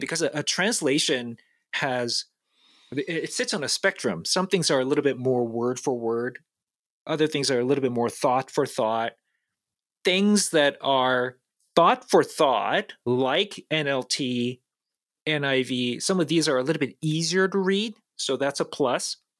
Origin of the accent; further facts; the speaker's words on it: South Korea; moved away; I'm an immigrant, I was born and raised in South Korea